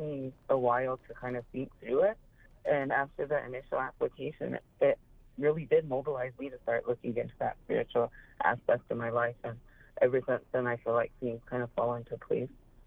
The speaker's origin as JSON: {"language": "English", "area": "Pine Ridge Reservation", "region": "South Dakota", "country": "United States", "tie": "born or raised there", "said": "I grew up on the Pioneer Reservation and around the Lakota practices"}